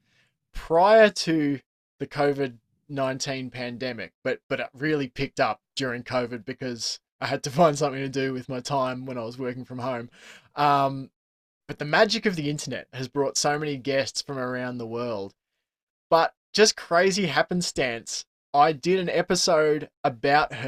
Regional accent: Australia; I'm an Australian

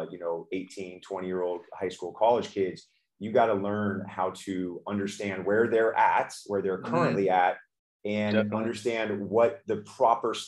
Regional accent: Houston, Texas, United States; I'm originally from Houston, Texas. I grew up playing baseball. Baseball and football are king in that state

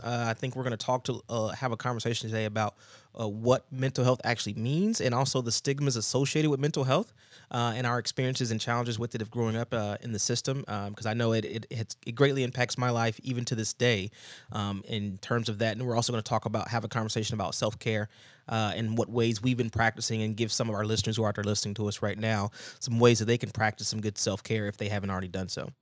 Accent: Georgia, United States; moved away; I go down to my grandma's house, somewhere where I grew up, a, a place where I grew up down in Georgia

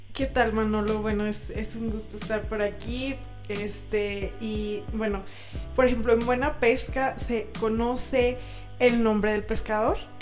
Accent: Aguascalientes, Mexico; nosotros somos de Aguascalientes

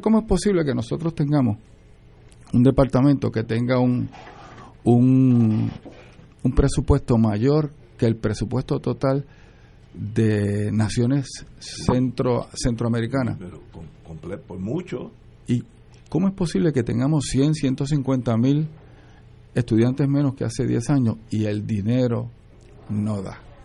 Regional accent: Puerto Rico; Nací en Puerto Rico

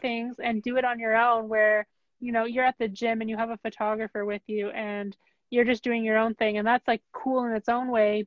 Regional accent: Canada; I'm from Canada

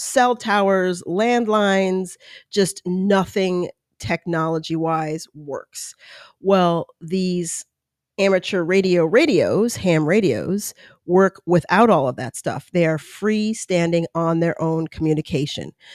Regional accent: East Coast, United States; now in California, United States; I was born on the East Coast.

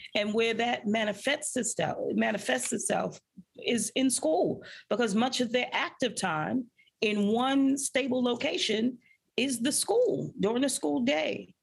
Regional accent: New York City, New York, United States; I grew up in a public housing project called Marlboro Houses um, in the middle of Bensonhurst, Brooklyn

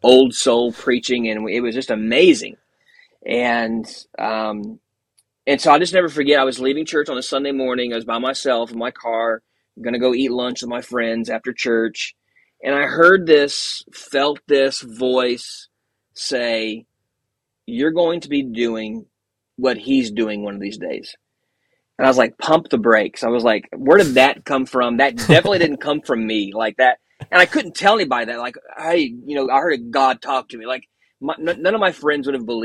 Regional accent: Bloomington, Indiana, United States; I grew up in Indiana, in Bloomington, Indiana, which is just about an hour south of Indianapolis.

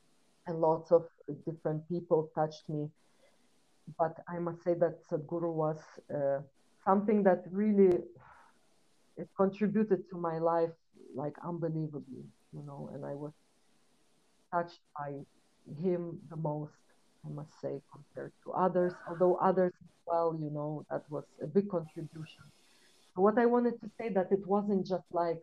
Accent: Lithuania; moved away as an adult; also born or lived in London, United Kingdom; Originally, I come from Lithuania. It's a really small country, and my family is from Belarus, so I grew up between two cultures. And when I was 19, I left my house. And I moved to London

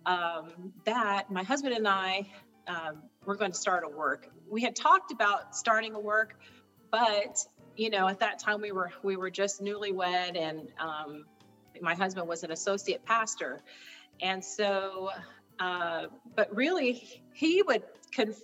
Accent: Morro Bay, California, United States; moved away as an adult; also born or lived in Mississippi; I was raised in the Central Coast area of California, a little town called San Luis Obispo. Well, actually, Morro Bay

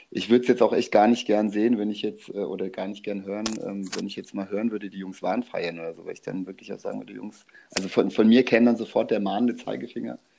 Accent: Mainz, Rhineland-Palatinate, Germany; Ich bin ja kein gebürtiger Mainzer, aber in Mainz groß geworden, bin mit viereinhalb, fünf nach Mainz äh, gekommen.

